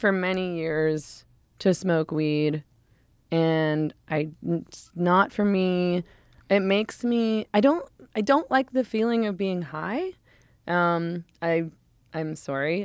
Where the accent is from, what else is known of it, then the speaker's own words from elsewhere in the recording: Vancouver, British Columbia, Canada; moved away; I was born in Vancouver and grew up in Vancouver